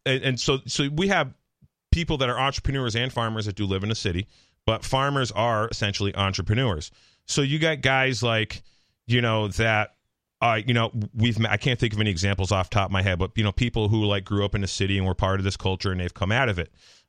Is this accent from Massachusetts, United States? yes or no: yes; Palmer, Massachusetts, United States; we were literally programmed to hate the kids from Ware, Massachusetts. I grew up in Palmer.